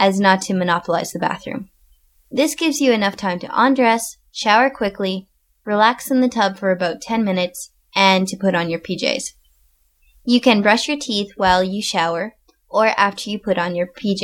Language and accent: English; Canada; moved away as an adult; also born or lived in northern Japan; now in Japan; I am originally from Canada